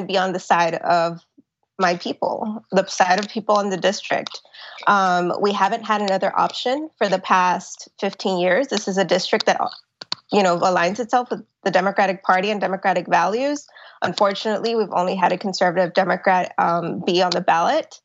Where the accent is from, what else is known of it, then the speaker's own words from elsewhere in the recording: Laredo, Texas, United States; the people here in my hometown of Laredo